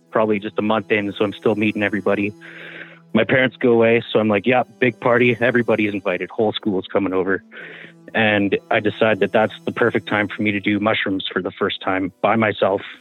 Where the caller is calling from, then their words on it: Smithers, British Columbia, Canada; from Smithers.